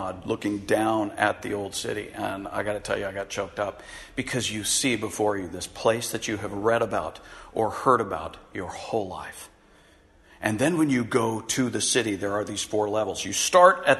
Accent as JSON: {"language": "English", "country": "United States", "said": "as an American"}